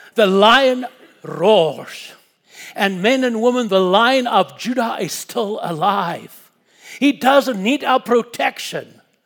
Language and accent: English; South Africa; moved away; my wife and I was born and we grew up in Africa. I personally was born about ten miles from the Kruger National Park